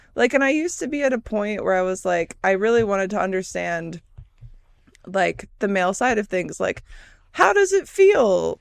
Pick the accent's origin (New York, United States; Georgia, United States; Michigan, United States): Michigan, United States; moved away; also born or lived in California; growing up in Michigan